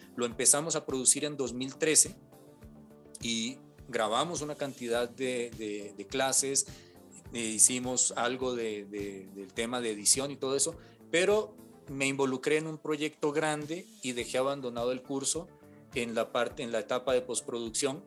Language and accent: Spanish; Cali, Valle del Cauca, Colombia; Cali, yo soy de Cali, y estaban recién abriendo en esa época una carrera eh, en temas de artes sonoras en un instituto, porque no existía en, mi ciudad natal, en Cali